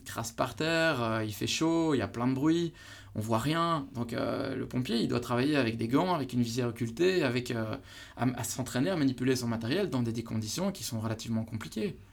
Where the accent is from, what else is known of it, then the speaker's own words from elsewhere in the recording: Belgium; chez nous en Belgique